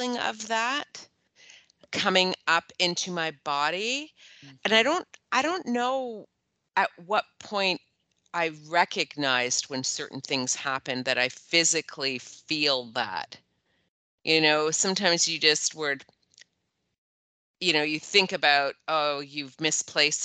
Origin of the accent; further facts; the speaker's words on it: Canada; now in Lima, Peru; as a Canadian